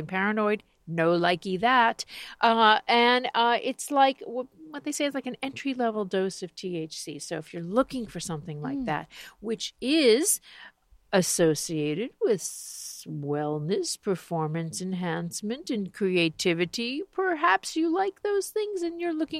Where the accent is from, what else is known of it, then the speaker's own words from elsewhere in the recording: Miami Beach, Florida, United States; my hometown of Miami Beach